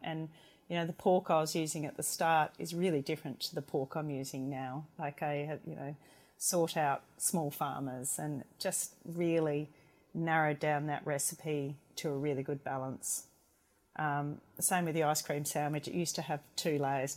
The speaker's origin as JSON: {"language": "English", "area": "McLaren Vale", "region": "South Australia", "country": "Australia", "also_born_or_lived": "Hobart / Melbourne", "moved": "as an adult"}